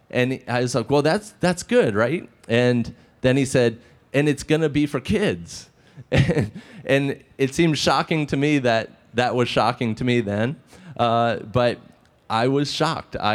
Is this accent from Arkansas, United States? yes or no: no; Maryland, United States; that's my nod to my home state of the University of Maryland, or Maryland, where I went to school at the University of Maryland.